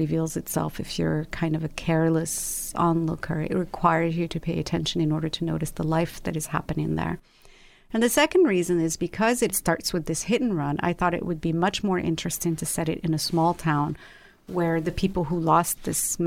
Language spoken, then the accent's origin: English; Rabat, Rabat-Salé-Kénitra, Morocco; also born or lived in London; now in Los Angeles, United States; I was born and raised in Rabat, which is the capital of Morocco, and then I lived in London, and after that I lived in Los Angeles